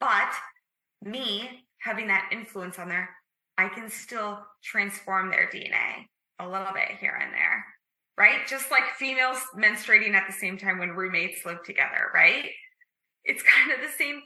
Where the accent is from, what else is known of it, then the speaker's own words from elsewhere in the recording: Midwest, United States; as a young child growing up in the Midwest